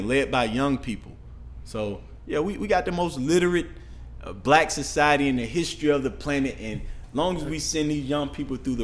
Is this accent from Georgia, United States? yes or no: yes; Atlanta, Georgia, United States; I'm from Cleveland Avenue